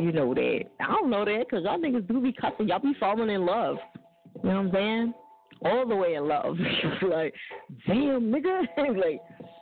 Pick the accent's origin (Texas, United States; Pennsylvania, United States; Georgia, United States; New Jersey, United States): New Jersey, United States; That's where I'm from